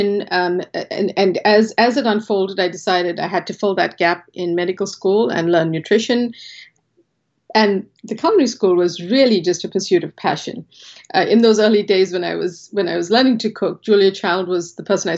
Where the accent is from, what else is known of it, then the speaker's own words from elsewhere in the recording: South Africa; moved away as an adult; now in Boston, United States; a large South Asian family growing up in South Africa